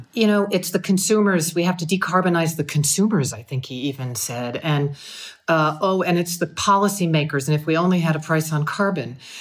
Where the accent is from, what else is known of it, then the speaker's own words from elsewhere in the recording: United States; moved away; an American citizen